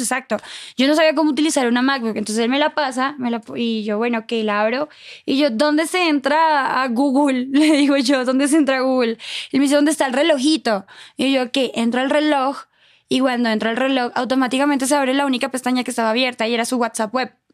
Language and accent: Spanish; Cúcuta, Norte de Santander, Colombia; moved away as an adult; also born or lived in Bogotá, Colombia / Cuernavaca, Mexico / Mexico City, Mexico; en Cúcuta, de donde yo soy